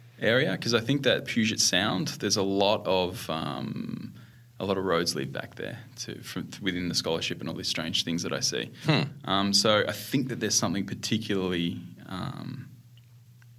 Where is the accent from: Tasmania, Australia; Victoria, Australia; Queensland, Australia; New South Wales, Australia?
Victoria, Australia; Melbourne; moved away as an adult; also born or lived in Western Australia; I grew up in Australia